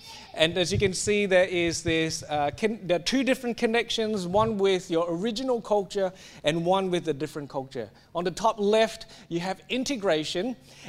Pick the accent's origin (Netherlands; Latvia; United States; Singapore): Singapore; now in Australia; it's pretty clear that I have assimilated into Australia. I would rarely hold on and use a Singaporean culture to make any decisions in my life. My identity is Australian.